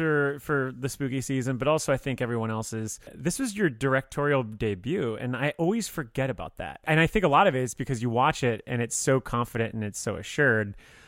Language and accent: English; Miami, Florida, United States; moved away as an adult; now in Chicago, United States; I'm I'm from Miami, so this is my 13th year in Chicago